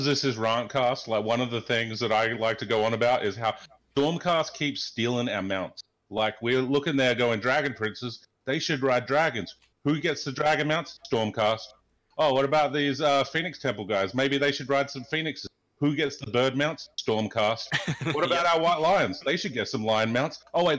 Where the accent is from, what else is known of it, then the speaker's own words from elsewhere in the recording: Adelaide, South Australia, Australia; also born or lived in Sydney, Australia / Auckland, New Zealand / Malmo, Sweden / Canada; now in Chicago, United States; So I grew up in Adelaide, Australia, but I've lived in Sydney, I've lived in Auckland, New Zealand, I've lived in Malmo, Sweden, I've lived in Canada for a while, and now I'm living here in Chicago.